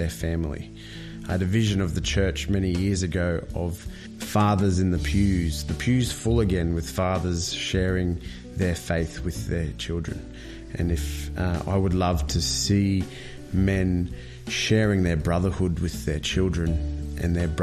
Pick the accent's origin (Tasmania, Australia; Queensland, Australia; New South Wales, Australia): Queensland, Australia; Brisbane; I'm from Brisbane.